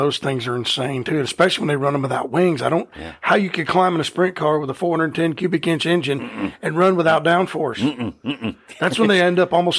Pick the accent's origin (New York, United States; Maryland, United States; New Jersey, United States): New Jersey, United States; You from Jersey? I'm from Jersey.